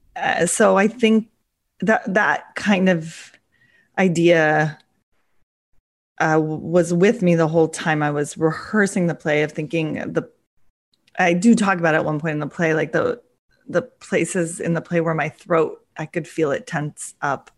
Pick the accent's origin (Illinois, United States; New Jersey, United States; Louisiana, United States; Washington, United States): Washington, United States; near Seattle; moved away as an adult; also born or lived in Russia; I came back to Seattle because, um, it was near my hometown